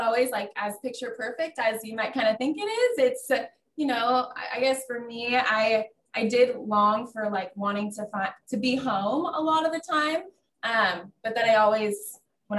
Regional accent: Coeur d'Alene, Idaho, United States

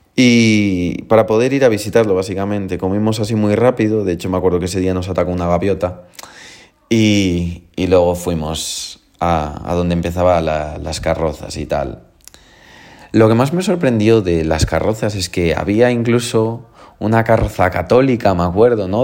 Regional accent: A Coruña, Galicia, Spain; yo vengo de Coruña

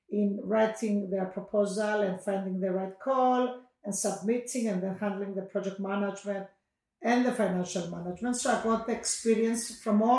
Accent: Cyprus; I come from Cyprus

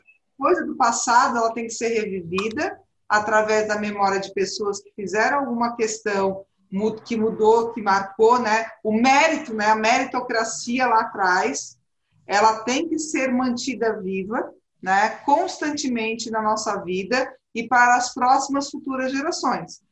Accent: Brazil; eu sou brasileira, moro no Brasil

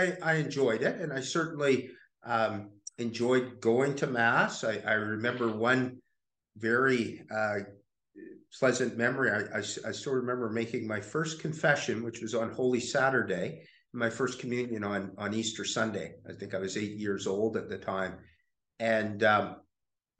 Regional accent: Summerland, British Columbia, Canada; moved away as an adult; also born or lived in Penticton, British Columbia / United States / Windsor, Ontario; now in London, Canada; I was born in Penticton, lived there first few years of my life, and then grew up in Summerland, British Columbia, which is very close to Penticton

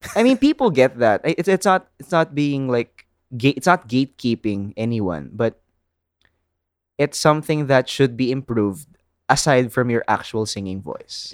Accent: Philippines; accent: Filipino kick; first language English

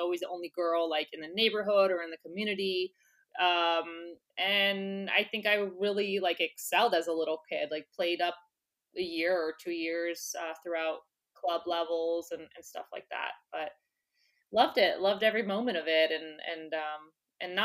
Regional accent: West Palm Beach, Florida, United States; first language English; now in New York City, United States; I was born and raised in West Palm Beach, Florida

